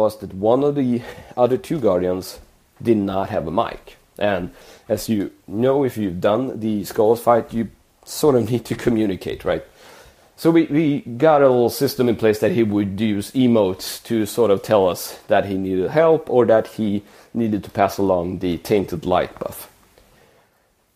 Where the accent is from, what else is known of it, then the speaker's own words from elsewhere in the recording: Sweden; my hometown in the countryside